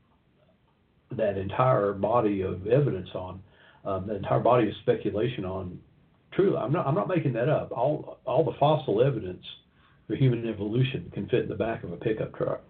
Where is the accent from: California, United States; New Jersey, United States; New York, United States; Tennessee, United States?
Tennessee, United States; Knoxville; came to Knoxville, my hometown